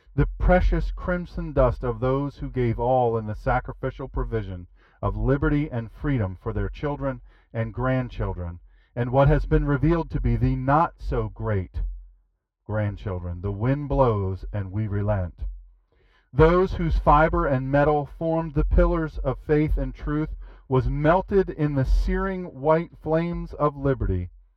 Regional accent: Rehoboth Beach, Delaware, United States; I am from Rehoboth

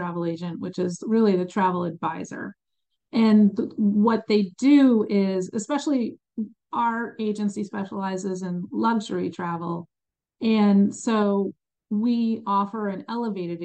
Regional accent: New Jersey, United States; also born or lived in Chicago, Illinois; now in North Carolina, United States; I was born in Chicago, but grew up in New Jersey

